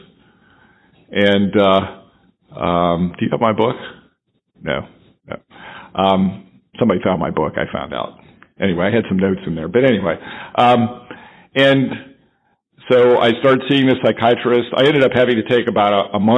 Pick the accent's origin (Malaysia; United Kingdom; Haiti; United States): United States; Dayton, Ohio; moved away as an adult; also born or lived in Rochester, New York; my hometown, Dayton, Ohio